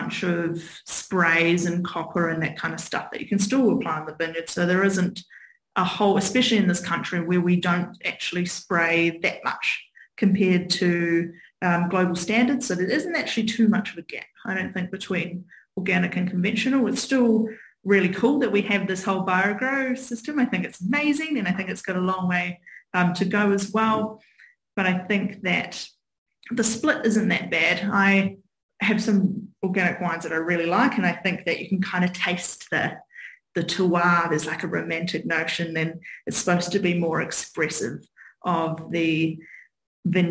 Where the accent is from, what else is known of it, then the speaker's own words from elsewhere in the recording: Hawke's Bay, New Zealand; now in Auckland, New Zealand; growing up in Hawke's Bay really made set the scene